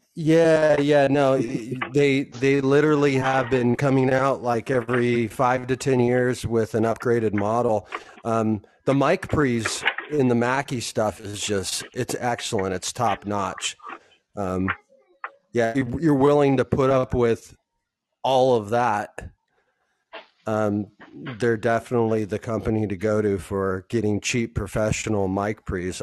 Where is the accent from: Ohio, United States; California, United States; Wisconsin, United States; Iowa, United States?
California, United States; Southern; I'm from Southern California